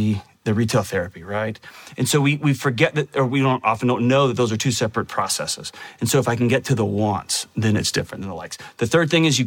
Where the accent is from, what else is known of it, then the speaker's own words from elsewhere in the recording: Texas, United States; I was born in Texas, which is one of the greatest places on earth to live.